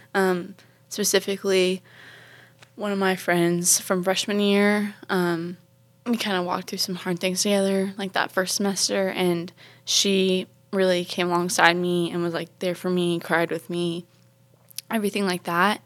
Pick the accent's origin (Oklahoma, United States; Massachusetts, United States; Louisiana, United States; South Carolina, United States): South Carolina, United States; Charleston; I'm from Charleston, South Carolina